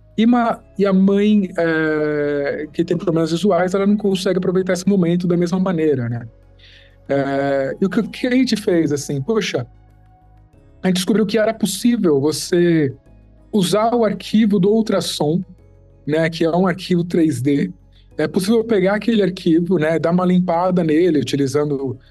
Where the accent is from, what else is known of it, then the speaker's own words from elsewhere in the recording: São Paulo, Brazil; Sou da FAAP também, sou de São Paulo.